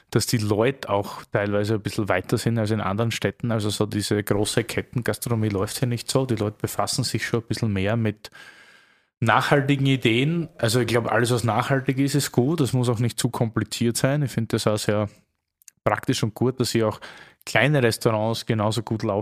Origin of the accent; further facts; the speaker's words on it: Austria; now in Berlin, Germany; aber als Österreicher hat man hier so ein bisschen den Ösi-Bonus in Deutschland oder Berlin